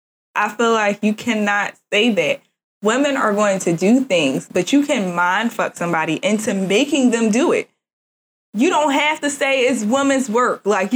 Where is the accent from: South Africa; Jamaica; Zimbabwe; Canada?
Jamaica; And I'm Jamaican.